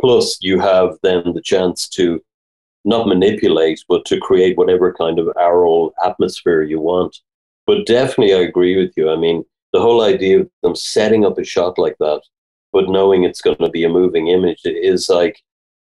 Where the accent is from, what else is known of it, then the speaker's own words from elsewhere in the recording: Dublin, Leinster, Ireland; growing up in Dublin, I was born in 66. So, growing up in the 70s here